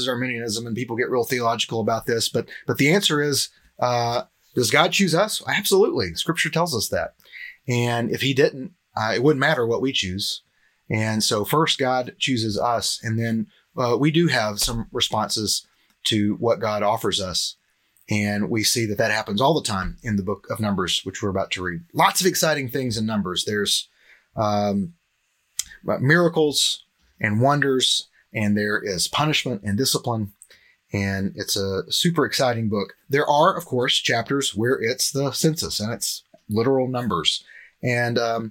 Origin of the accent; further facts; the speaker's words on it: Cleveland, Tennessee, United States; moved away as an adult; now in Murfreesboro, United States; I'm originally from Cleveland. I live in Murfreesboro now, but I'm from Cleveland, Tennessee.